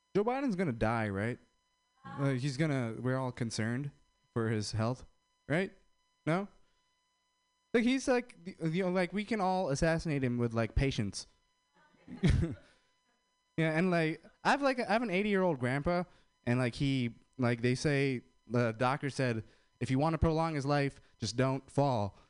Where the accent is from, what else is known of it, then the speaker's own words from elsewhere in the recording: India; I'm Indian